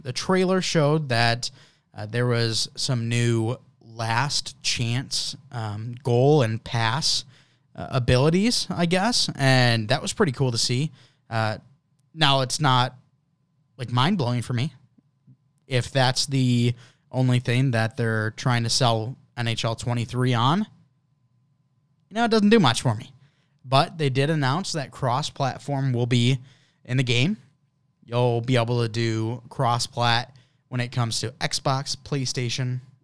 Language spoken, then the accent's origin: English; United States; as an American